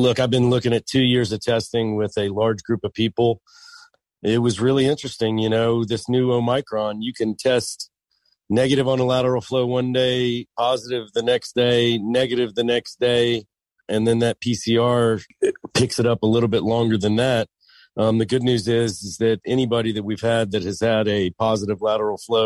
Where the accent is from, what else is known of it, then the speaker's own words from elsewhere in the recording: United States; I'm an American fan